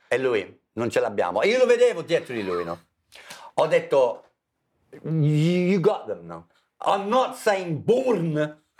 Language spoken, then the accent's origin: Italian; England, United Kingdom; Italian is a second language; moved away as an adult; now in Italy; essendo inglese